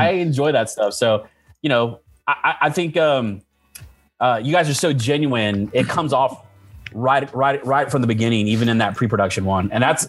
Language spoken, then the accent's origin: English; Florida, United States; Yeah, I grew up in Florida. I mean, there's no ice here.